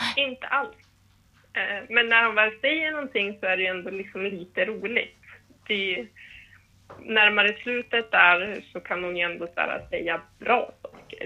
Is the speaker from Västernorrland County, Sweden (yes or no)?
yes; Härnösand, Västernorrland County, Sweden; now in Stockholm, Sweden; Sen har jag ju dansat lite hemma i min hemstad i Härnösand